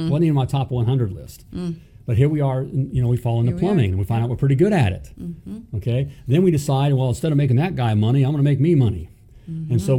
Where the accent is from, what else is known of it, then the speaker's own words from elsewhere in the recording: Florida, United States; I grew up in Florida with the Dolphins.